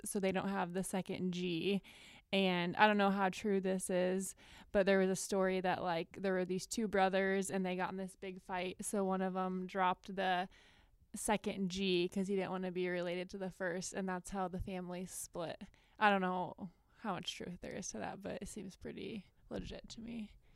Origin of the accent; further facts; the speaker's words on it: Quincy, Illinois, United States; now in Wenatchee, United States; I'm from Quincy, Illinois, which is, like, right on the western border of Illinois.